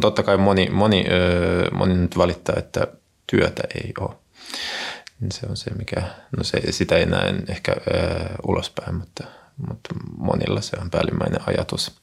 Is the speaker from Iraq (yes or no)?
no; Saint Petersburg, Russia; Finnish is a second language; moved away as an adult; also born or lived in Helsinki, Finland; now in Kyiv, Ukraine; mä synnyin Pietarissa ja, äh, ja elin ensin, ensimmäiset 20 vuotta elämästäni siellä